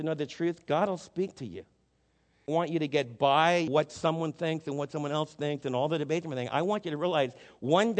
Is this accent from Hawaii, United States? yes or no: no; New Jersey, United States; The kids that I was raised with in New Jersey did not believe in Jesus